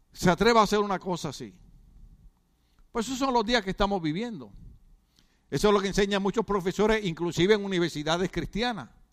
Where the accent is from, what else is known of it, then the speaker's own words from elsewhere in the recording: Puerto Rico; now in United States; En Puerto Rico calzón es, es esto, es pantalón